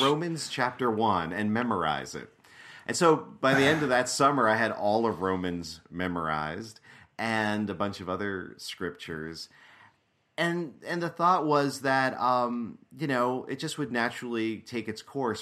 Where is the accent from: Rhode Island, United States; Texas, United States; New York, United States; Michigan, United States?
New York, United States; I grew up in New York State, right outside of New York City, in an Italian-American working class Catholic family